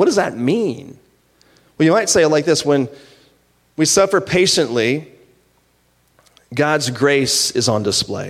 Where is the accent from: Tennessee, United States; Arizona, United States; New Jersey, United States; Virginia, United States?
Virginia, United States; moved away; When I was in high school, I'm from Virginia. When I was in high school, I was working at this golf club